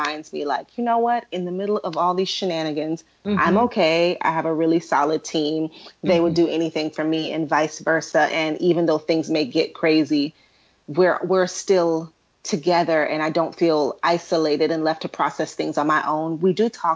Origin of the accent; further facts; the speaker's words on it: Atlanta, Georgia, United States; also born or lived in Kingston, Jamaica; I'm from Kingston, Jamaica, but and also raised in Atlanta.